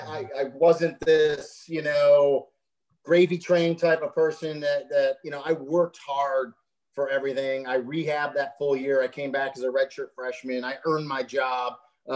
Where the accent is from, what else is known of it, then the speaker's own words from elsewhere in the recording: Rochester, New York, United States; I grew up in Rochester, New York.